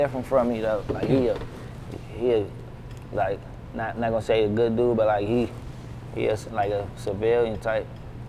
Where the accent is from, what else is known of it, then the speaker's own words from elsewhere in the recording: Riverdale, Maryland, United States; Yeah, I'm from Riverdale, Maryland.